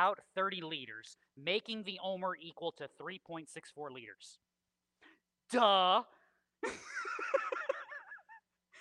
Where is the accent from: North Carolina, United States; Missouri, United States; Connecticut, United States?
Connecticut, United States; southwestern; moved away; When I lived in Connecticut, we lived on the southwestern portion of Connecticut